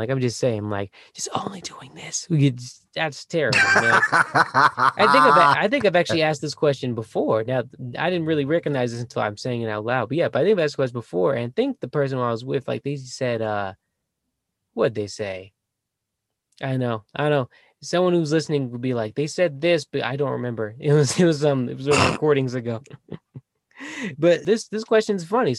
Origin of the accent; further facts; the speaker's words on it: Houston, Texas, United States; now in Colorado, United States; I was born in Houston